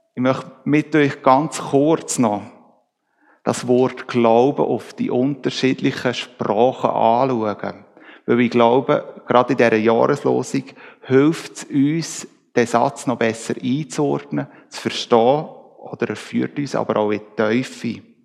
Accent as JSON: {"language": "German", "country": "Switzerland", "said": "Wir Schweizer"}